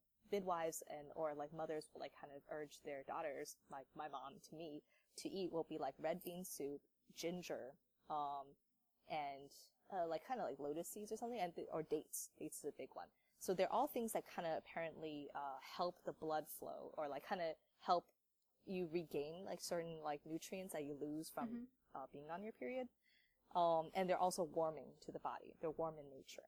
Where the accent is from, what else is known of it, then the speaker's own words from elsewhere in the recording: Maryland, United States; I'm born and raised in Maryland